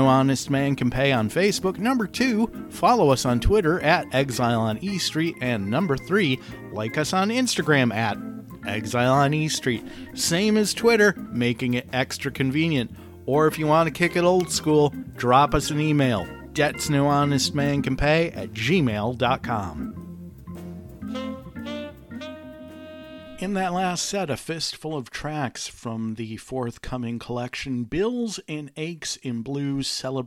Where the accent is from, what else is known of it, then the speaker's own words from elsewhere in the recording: Detroit, Michigan, United States; my hometown of Detroit